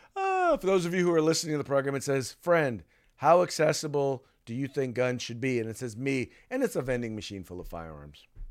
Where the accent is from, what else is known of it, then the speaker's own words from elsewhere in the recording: United States; a black man growing up in the United States